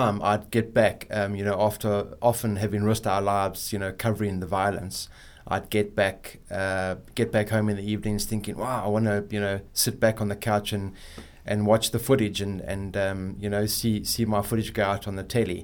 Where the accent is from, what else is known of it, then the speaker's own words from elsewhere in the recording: South Africa; as a South African